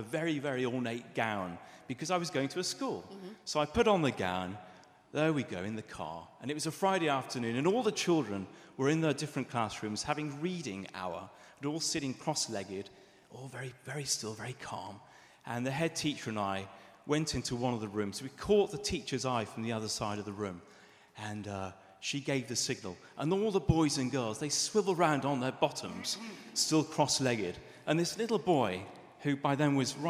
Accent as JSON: {"language": "English", "town": "Liverpool", "region": "North West England", "country": "United Kingdom", "tie": "born or raised there", "moved": "yes", "lives_now": "London, United Kingdom", "said": "I'm born and bred, as you can tell from my accent, born and bred from Liverpool."}